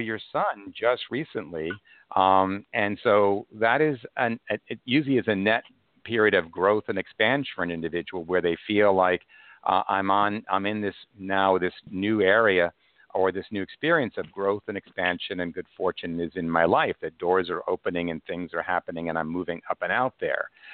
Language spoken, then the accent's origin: English; Cold Spring Harbor, New York, United States; now in New York City, United States; I was raised in uh, Cold Spring Harbor, Long Island, but I live in New York City now